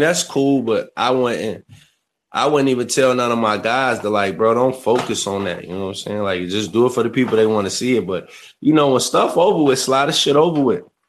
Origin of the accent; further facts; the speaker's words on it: Kankakee, Illinois, United States; I'm from Kankakee, Illinois. Born and raised there